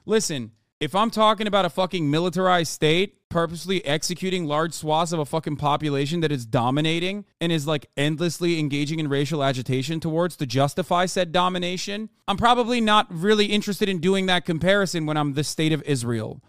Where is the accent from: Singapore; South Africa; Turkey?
Turkey; moved away; growing up in Turkey